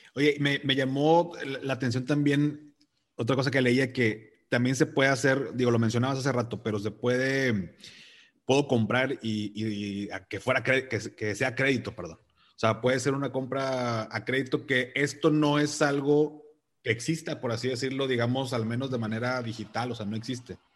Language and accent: Spanish; Mexico; soy de México